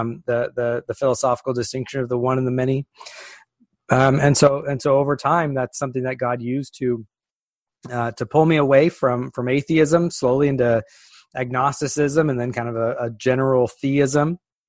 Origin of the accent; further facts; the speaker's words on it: California, United States; So I was raised in Northern California, a deep, deep, deep blue part of an already blue state.